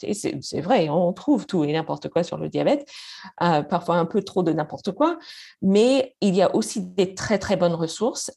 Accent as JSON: {"language": "French", "country": "Canada", "first_language": "English", "second_language": "French", "moved": "as an adult", "lives_now": "Paris, France"}